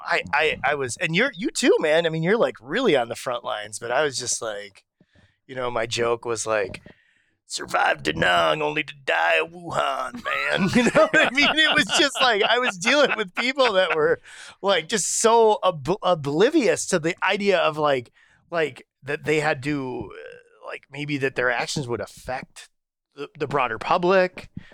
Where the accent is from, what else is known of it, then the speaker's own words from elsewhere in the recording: Racine, Wisconsin, United States; I grew up in Racine